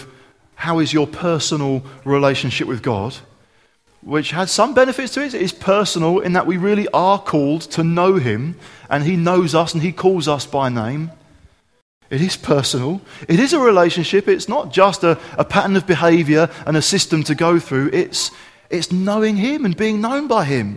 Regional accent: Kent, South East England, United Kingdom; growing up in Kent

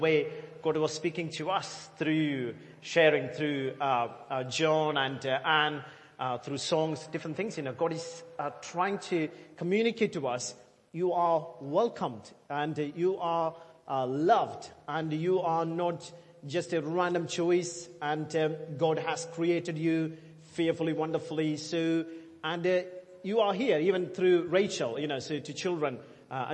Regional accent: India; now in England, United Kingdom; As an Indian

